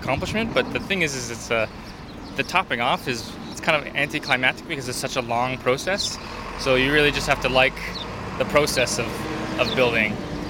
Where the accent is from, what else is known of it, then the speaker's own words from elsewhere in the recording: Toronto, Ontario, Canada; moved away as an adult; also born or lived in Brooklyn, New York; now in New York, United States; I'm actually originally from Toronto, so I moved here in 2000 to go to school, and didn't leave